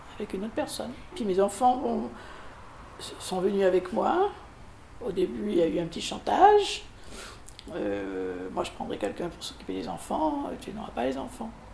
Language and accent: French; Périgueux, Nouvelle-Aquitaine, France; born or raised there; now in Bordeaux, France